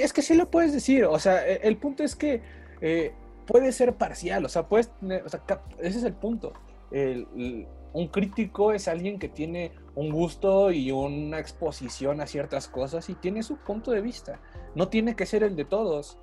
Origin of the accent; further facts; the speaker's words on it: Mexico; yo como mexicano de raza de bronce